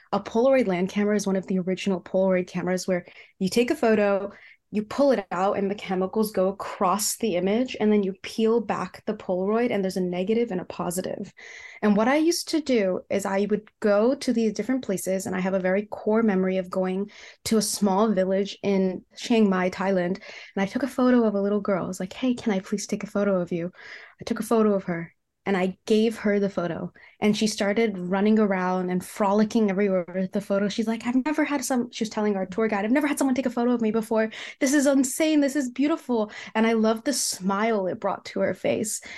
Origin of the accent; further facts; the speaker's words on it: Cupertino, California, United States; I grew up in the Bay Area, California, and I grew up in a city called Cupertino